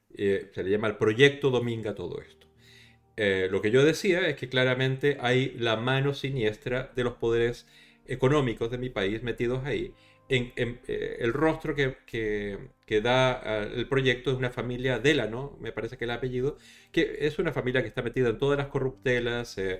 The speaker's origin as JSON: {"language": "Spanish", "country": "Chile", "moved": "yes", "lives_now": "Spain", "said": "Chile, en, mi país de origen"}